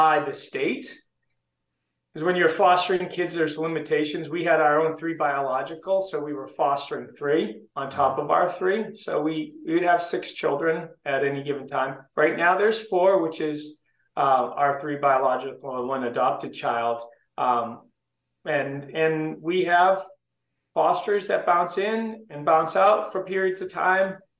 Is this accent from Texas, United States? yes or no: no; Southern New Hampshire, United States; I grew up in Southern New Hampshire. So about a half an hour north of Boston